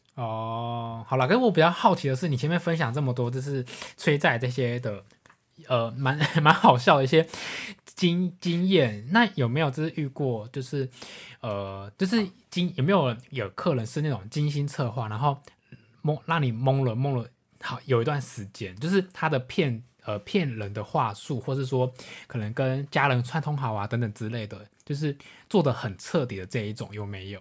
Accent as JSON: {"language": "Chinese", "country": "Taiwan", "said": "我们来自台湾"}